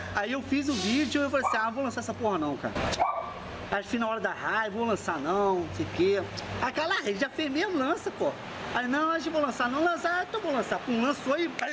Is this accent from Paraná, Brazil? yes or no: no; Rio de Janeiro, Brazil; also born or lived in Curitiba; Eu sou do Rio, mas morei lá.